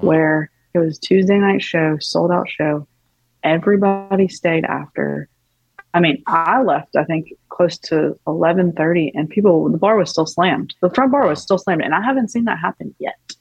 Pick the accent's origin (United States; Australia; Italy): United States; Tupelo, Mississippi; also born or lived in Athens, Georgia / Nashville, Tennessee; now in Los Angeles, United States; I'm from Mississippi, um, Tupelo, Elvis's birthplace